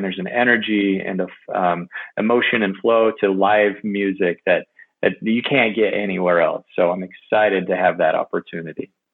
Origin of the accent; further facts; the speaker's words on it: California, United States; I grew up in California, so I grew up going to Disneyland